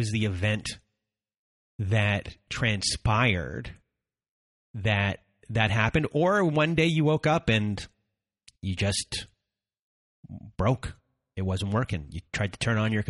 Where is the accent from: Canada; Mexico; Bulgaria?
Canada; I'm Canadian